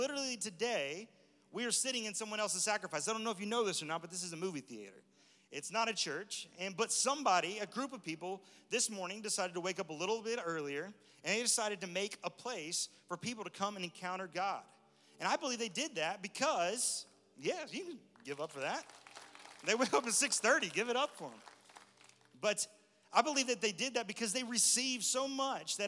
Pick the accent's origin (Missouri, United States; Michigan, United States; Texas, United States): Texas, United States; I'm from Texas, born and raised in Texas, but a lot of my family's from Alabama